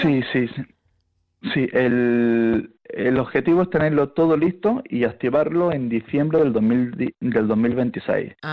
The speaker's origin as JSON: {"language": "Spanish", "town": "El Ejido", "region": "Andalusia", "country": "Spain", "tie": "born or raised there", "also_born_or_lived": "England / Australia", "moved": "as an adult", "said": "me crié en el Ejido, en Almería"}